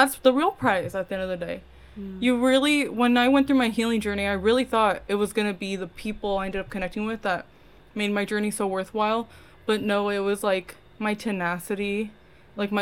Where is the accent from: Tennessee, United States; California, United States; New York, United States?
California, United States; Costa Mesa; moved away as an adult; that big move out of Costa Mesa, out of my hometown for the first time